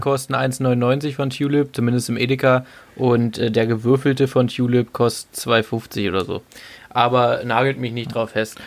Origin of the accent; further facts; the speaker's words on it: the East, eastern Germany, Germany; ich komme aus dem Osten